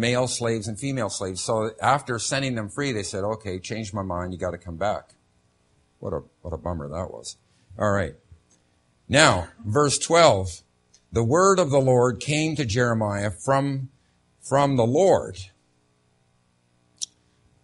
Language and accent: English; Canada; moved away; as a Canadian